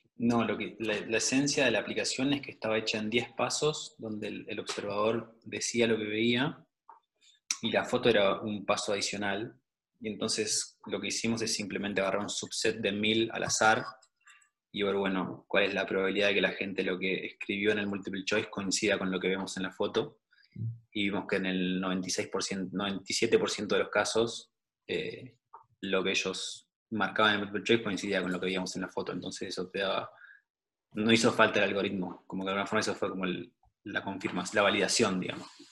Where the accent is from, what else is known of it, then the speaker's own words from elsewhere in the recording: Neuquén, Argentina; moved away as an adult; also born or lived in Buenos Aires, Argentina / Germany; now in Austria; yo soy de Neuquén, me fui para Buenos Aires a estudiar biología, eh, después del secundario.